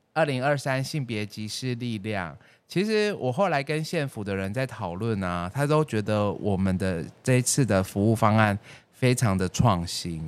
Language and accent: Chinese; Taiwan; 我们台湾人